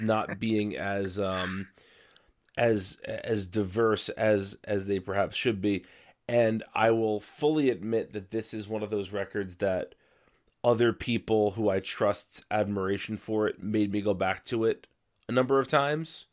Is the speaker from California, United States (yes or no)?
no; New Jersey, United States; I'm from New Jersey